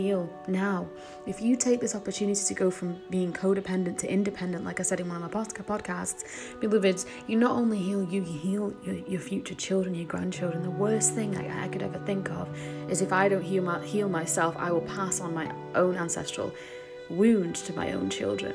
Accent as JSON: {"language": "English", "region": "England", "country": "United Kingdom", "tie": "born or raised there", "said": "being raised in England"}